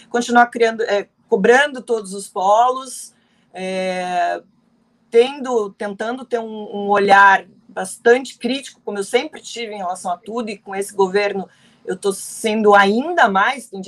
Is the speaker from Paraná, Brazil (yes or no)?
yes; Paraná, Brazil; o paranaense, eu sou paranaense